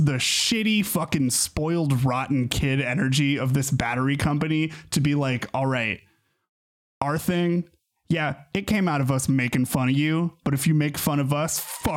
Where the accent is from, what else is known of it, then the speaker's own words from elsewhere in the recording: United States; I'm from America